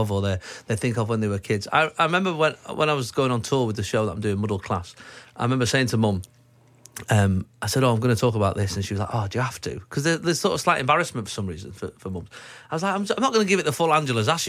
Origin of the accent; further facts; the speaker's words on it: Manchester, North West England, United Kingdom; We grew up in Manchester, here where we're actually recording the show today